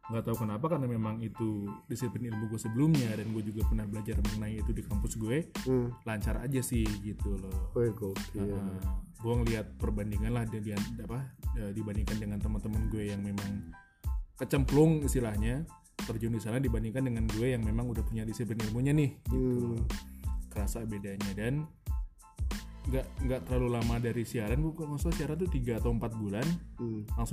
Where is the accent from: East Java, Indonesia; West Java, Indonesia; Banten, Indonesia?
West Java, Indonesia; Bogor; balik lagi lah ke kota asal gue di Bogor.